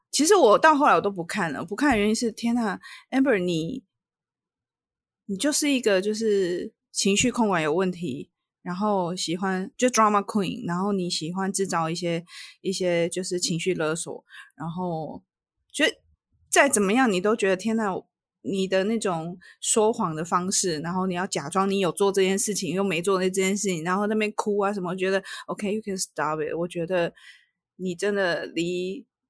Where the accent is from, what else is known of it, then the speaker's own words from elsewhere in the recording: Taiwan; 我们台湾人其实都知道